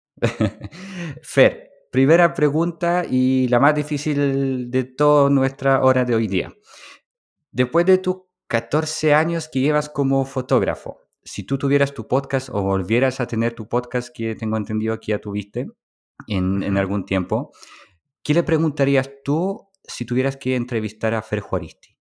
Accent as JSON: {"language": "Spanish", "country": "Poland", "tie": "born or raised there", "moved": "yes", "said": "Polonia, que es mi país natal"}